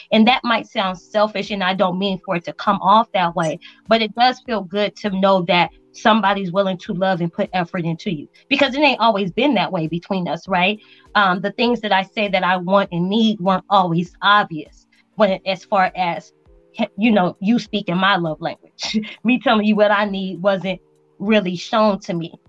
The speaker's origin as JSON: {"language": "English", "town": "Las Vegas", "region": "Nevada", "country": "United States", "tie": "born or raised there", "also_born_or_lived": "Spain", "moved": "as an adult", "lives_now": "El Paso, United States", "said": "I grew up in Vegas, so that was home to me"}